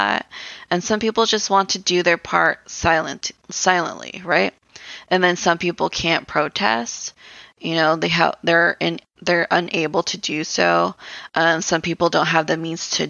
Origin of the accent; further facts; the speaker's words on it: United States; as Americans